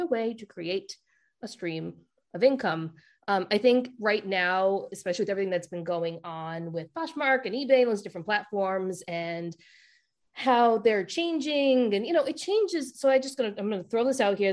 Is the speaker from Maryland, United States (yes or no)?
no; Rhode Island, United States; accent: Rhode Island; my Rhode Island accent